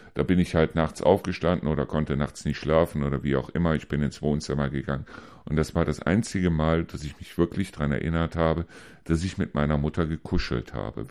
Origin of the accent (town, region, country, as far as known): Neuss, North Rhine-Westphalia, Germany